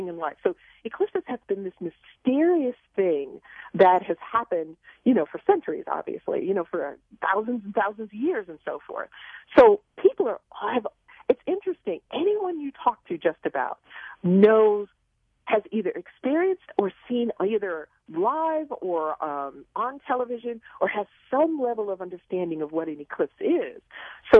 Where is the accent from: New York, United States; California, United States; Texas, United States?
New York, United States; New York City; growing up in Queens, we had a backyard full of vegetables